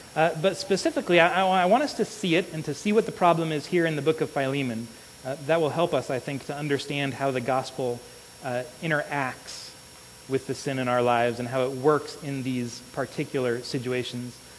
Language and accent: English; Illinois, United States; I grew up in Illinois